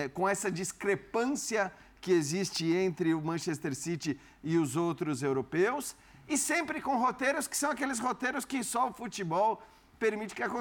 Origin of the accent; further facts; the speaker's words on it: Brazil; somos brasileiros